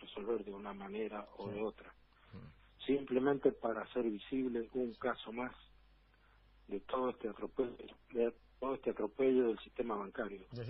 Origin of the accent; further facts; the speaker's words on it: Argentina; soy argentino